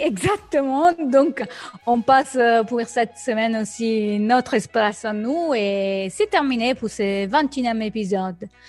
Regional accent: Rome, Lazio, Italy; moved away; je suis née à Rome et, j'ai vécu ces, ces derbys depuis toujours

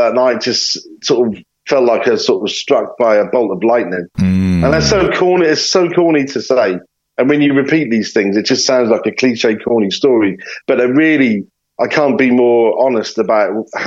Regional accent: Norwich, East of England, United Kingdom; I grew up in Norwich

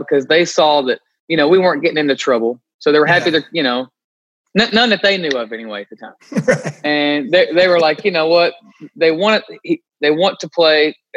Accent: Glasgow, Kentucky, United States; I was growing up in Glasgow, 15 minutes away

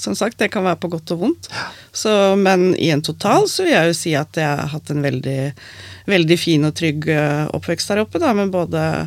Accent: Skien, Vestfold og Telemark, Norway; jeg har vokst opp på Skottfoss.

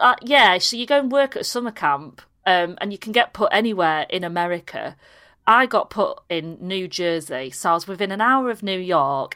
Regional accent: Harrogate, Yorkshire and the Humber, United Kingdom; also born or lived in Leeds / Pannal; I was born in Leeds, but we, we went to school in Harrogate

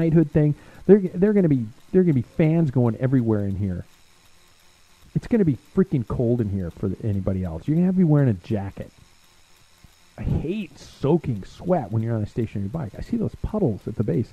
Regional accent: United States; I'm from America.

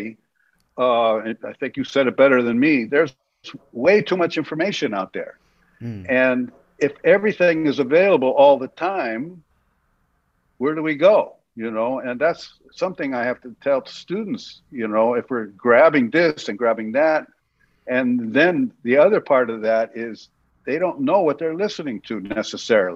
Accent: San Francisco, California, United States; also born or lived in Los Angeles; now in New York, United States; I grew up in San Francisco in the 60s.

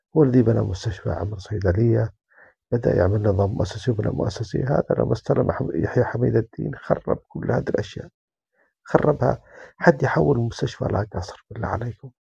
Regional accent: Yemen; now in Germany; أنا من اليمن

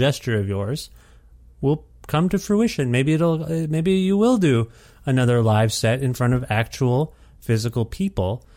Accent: Ontario, Canada; moved away; I feel hardy from my Ontario roots.

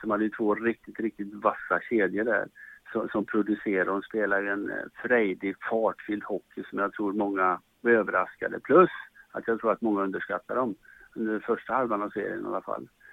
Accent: Charlottenberg, Värmland, Sweden; also born or lived in Sunne / Karlskoga; now in Stockholm, Sweden; så kommer jag från Charlottenberg ska ni veta och det är inte världens största

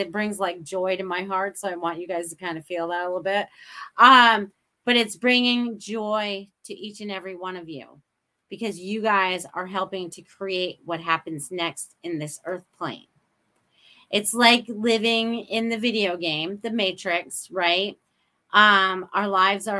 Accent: Maine, United States; now in Sarasota, United States; I grew up in New England, Maine. Whoever thought I would end up in Sarasota, Florida?

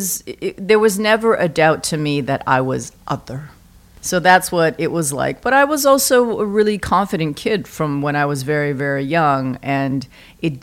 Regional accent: Vancouver, British Columbia, Canada; now in New York, United States; I am born and raised in Vancouver.

